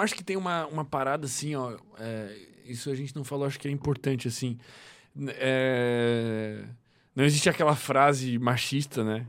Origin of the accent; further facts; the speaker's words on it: Chapecó, Santa Catarina, Brazil; now in Florianópolis, Brazil; eu nasci em Chapecó, né, velho? Chapecó é interior de Santa Catarina